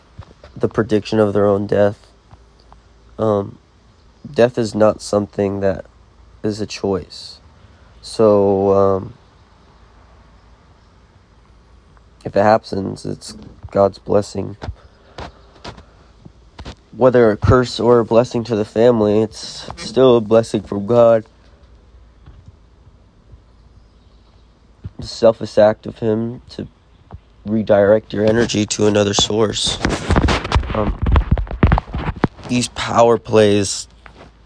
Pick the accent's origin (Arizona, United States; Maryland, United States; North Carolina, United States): North Carolina, United States; moved away; I'm originally from North Carolina